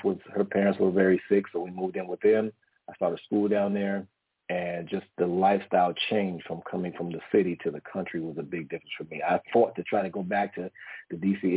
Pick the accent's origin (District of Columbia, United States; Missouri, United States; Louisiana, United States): District of Columbia, United States; Washington; now in San Diego, United States; I'm originally from Washington, D.C., okay, okay, from the East Coast, East Coast native, but currently live in San Diego right now. Um, but I was raised with my grandmother.